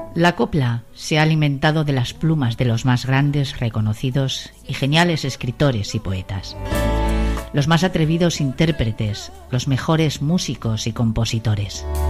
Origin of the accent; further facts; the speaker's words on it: Valencian Community, Spain; como valenciana